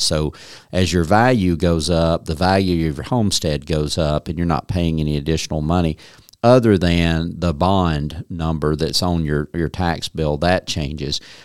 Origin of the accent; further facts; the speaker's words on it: Dawson County, North Georgia, United States; I grew up in Dawson County